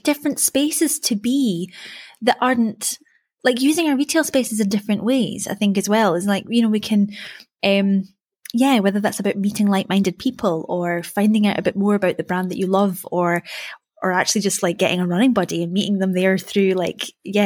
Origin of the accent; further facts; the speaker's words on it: Perthshire, Scotland, United Kingdom; moved away; I'm from Perthshire originally